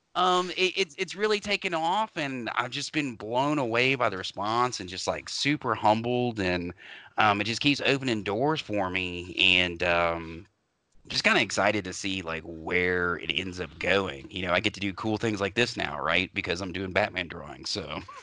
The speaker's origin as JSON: {"language": "English", "town": "Louisville", "region": "Kentucky", "country": "United States", "tie": "born or raised there", "said": "I grew up in Louisville"}